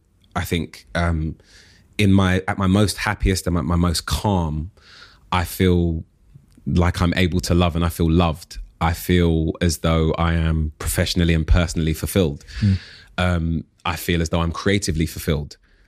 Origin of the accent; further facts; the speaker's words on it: London, United Kingdom; I was born on Tottenham Court Road. So London. And I was raised in Holloway. I moved to Southeast London when I was 14, and at 18 I moved out, and I've been a Londoner ever since.